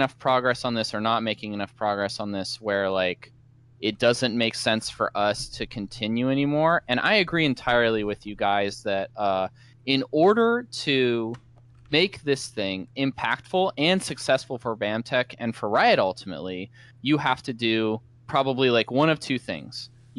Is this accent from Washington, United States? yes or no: yes; Seattle, Washington, United States; Nice. Right. My home city.